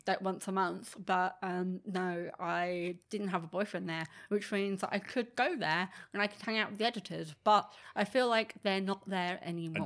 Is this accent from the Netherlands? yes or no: no; England, United Kingdom; I'm English and I like English music